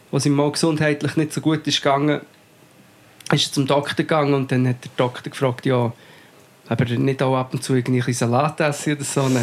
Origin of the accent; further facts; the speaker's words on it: Portugal; moved away; meine Kindheit in Portugal verbracht.